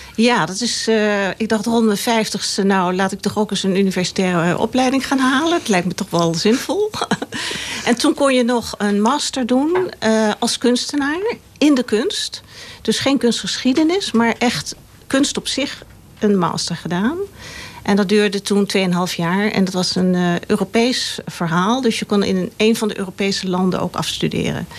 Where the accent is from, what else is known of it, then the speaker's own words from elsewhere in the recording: Laren, North Holland, Netherlands; Hier in Laren, op de Tafelbergweg